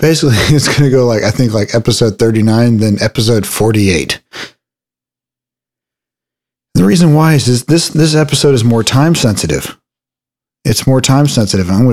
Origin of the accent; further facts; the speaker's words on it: Texas, United States; my hometown